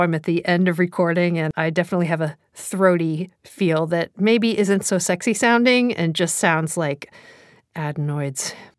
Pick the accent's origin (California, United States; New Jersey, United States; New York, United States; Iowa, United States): New Jersey, United States; accent: New Jersey; my New Jersey accent